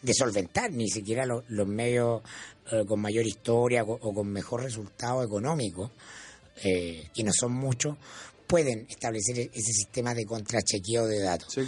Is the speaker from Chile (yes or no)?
yes; Chile; como buen chileno